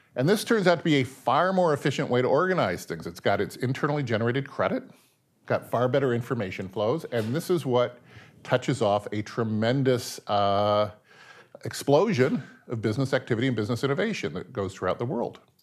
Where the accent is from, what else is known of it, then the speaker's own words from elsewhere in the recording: Seattle, Washington, United States; I was born in the nineteen fifties. I was raised in Seattle.